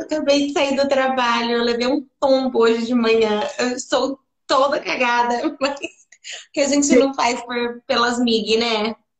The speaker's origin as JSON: {"language": "Portuguese", "region": "São Paulo", "country": "Brazil", "also_born_or_lived": "Atibaia", "said": "vim daqui mesmo, vim do Chora Menino, mas depois eu fui para Atibaia"}